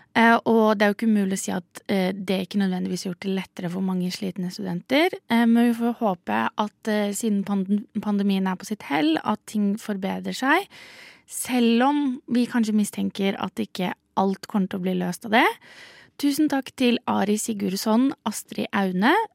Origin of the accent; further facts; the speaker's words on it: Southern Norway, Norway; som søring sitter her nede